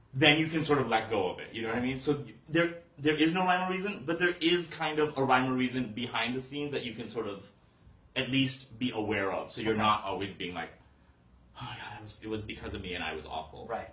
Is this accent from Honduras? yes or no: no; Calgary, Alberta, Canada; moved away as an adult; also born or lived in Toronto, Ontario; now in Los Angeles, United States; I was born in uh, Toronto, and then was there for a little bit, but then actually was raised. My childhood was in Calgary, Alberta.